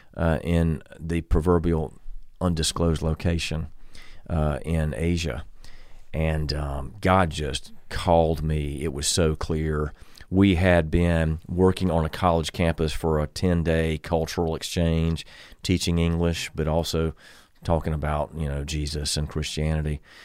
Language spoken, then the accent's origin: English; Columbia, South Carolina, United States; moved away as an adult; born and raised in Columbia